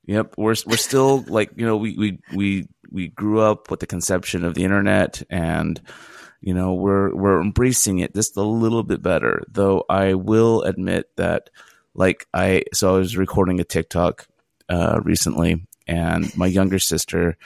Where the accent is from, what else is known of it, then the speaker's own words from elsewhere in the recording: Fresno, California, United States; moved away as an adult; also born or lived in Philadelphia / San Luis Obispo; now in Los Angeles, United States; I was born in Philadelphia in 1973. And, um, but three months later, I was moved to the city of Fresno, California, where I spent the next 18 years, um, you know, kind of growing up